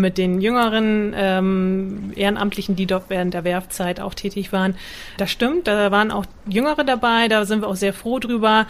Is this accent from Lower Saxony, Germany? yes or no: yes; Butjadingen, Lower Saxony, Germany; Niedersachsen, Budjading ist eine Halbinsel zwischen Bremerhaven und Wilhelmshaven. Dort bin ich aufgewachsen